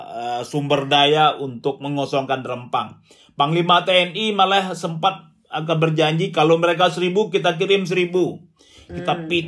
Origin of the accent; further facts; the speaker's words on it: Riau, Indonesia; saya besar di Riau, hmm. kemudian dekat dengan Kepulauan Riau